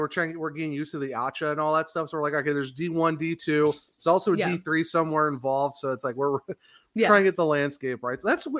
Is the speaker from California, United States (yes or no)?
no; Ohio, United States; now in South Carolina, United States; I'm from Ohio